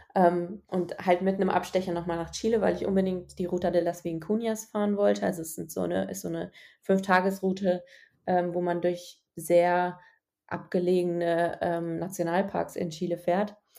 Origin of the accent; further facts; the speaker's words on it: Germany; aus Deutschland